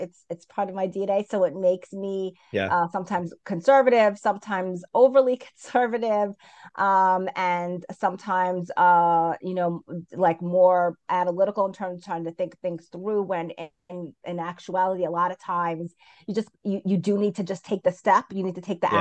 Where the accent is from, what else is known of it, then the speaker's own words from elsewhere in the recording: New York City, New York, United States; also born or lived in Brooklyn; I grew up in Queens, and currently I live in Brooklyn